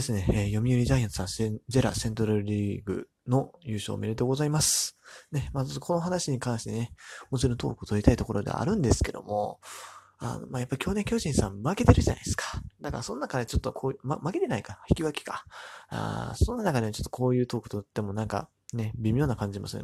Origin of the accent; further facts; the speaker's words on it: Amagasaki, Hyogo, Japan; 僕の地元、尼崎の出身